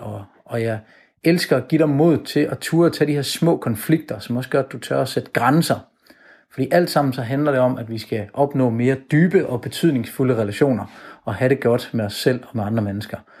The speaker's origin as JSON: {"language": "Danish", "region": "Jutland", "country": "Denmark", "moved": "yes", "lives_now": "Copenhagen, Denmark", "said": "Jeg kommer fra Jylland af, men øh, jeg bor nu i København"}